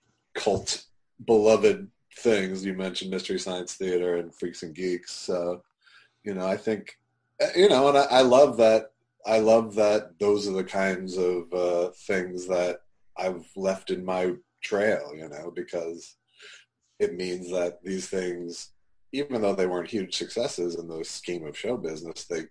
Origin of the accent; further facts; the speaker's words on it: Minnesota, United States; I grew up in Minnesota